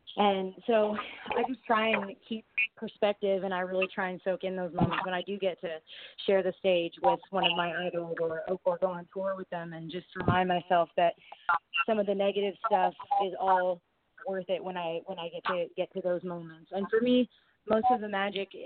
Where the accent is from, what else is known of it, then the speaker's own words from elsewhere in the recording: Canada; moved away as an adult; now in United States; being a Canadian, you know, and living in America now